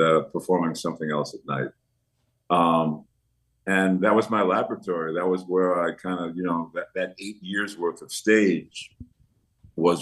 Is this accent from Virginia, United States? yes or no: no; New York City, New York, United States; I was born and raised in Washington Heights section of New York City, which is the northernmost part of Manhattan.